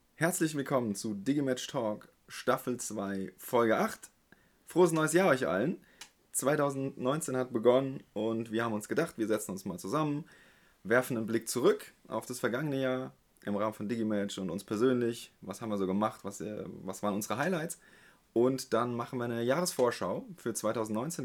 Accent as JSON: {"language": "German", "town": "Heidelberg", "region": "Baden-Württemberg", "country": "Germany", "said": "als Heidelberger"}